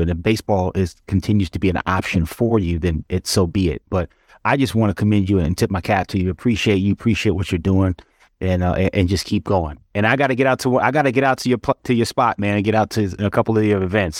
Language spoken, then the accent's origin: English; Atlanta, Georgia, United States; also born or lived in Detroit, Michigan; i was born in Detroit, moved down to Atlanta when I was a kid, and so I've got I've got pieces of both of those cities that are in me